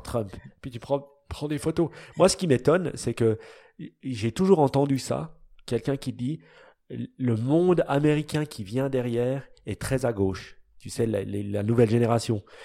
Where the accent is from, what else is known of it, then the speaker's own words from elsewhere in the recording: Switzerland; nous, les Suisses